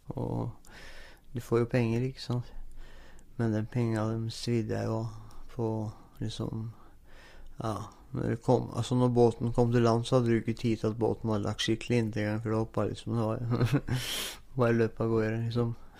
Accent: Moss, Østfold, Norway; moved away; also born or lived in Nordfjord, Sogn og Fjordane; Jeg ble født i Moss da, i 1980

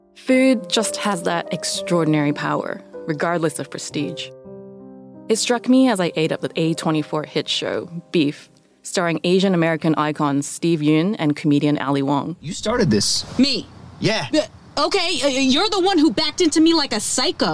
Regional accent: Canada; moved away; also born or lived in Hong Kong; I grew up in Canada, where it seemed that most households would have a Sara Lee pound cake in the freezer

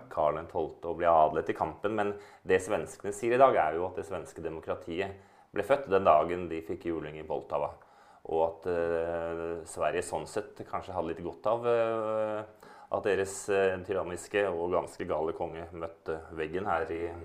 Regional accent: Norway; moved away as an adult; now in Moscow, Russia; jeg er norsk, at jeg er en nordmann

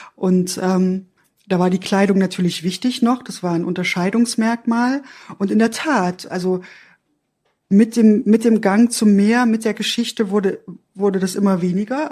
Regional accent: Erfurt, Thuringia, Germany; ich bin in der DDR aufgewachsen

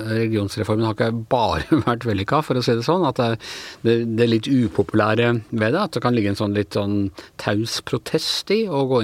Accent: Follo, Akershus, Norway; Sindre og meg som er fra Follo

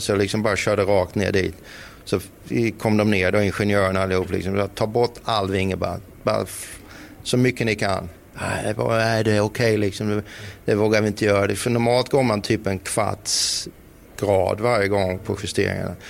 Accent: Växjö, Kronoberg County, Sweden; Vi var ju rätt många hemma i Växjö som körde då gokart

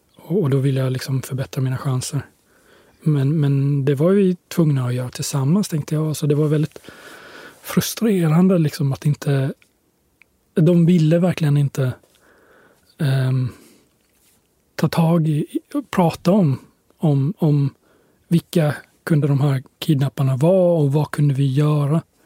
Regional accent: Sweden; jag kommer från Sverige

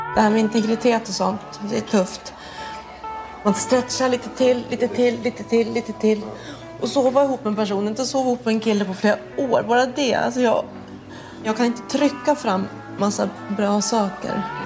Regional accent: Sweden; som svensk

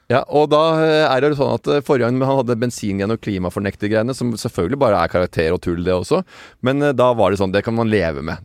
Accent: Tønsberg, Vestfold, Norway; jeg er født i skjærgården i Tønsberg

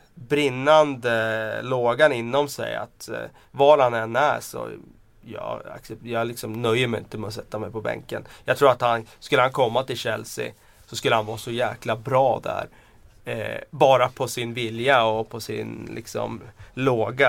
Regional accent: Västmanland, Sweden; accent: broad Västmanland dialect; now in Stockholm, Sweden; jag, eh, pratar ganska bred västmanländska

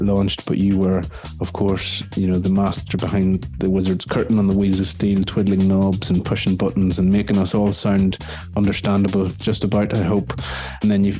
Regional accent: Ireland; as an Irishman

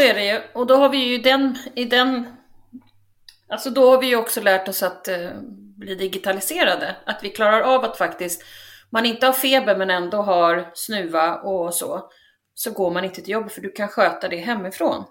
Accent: Sweden; vi är ju svenskar

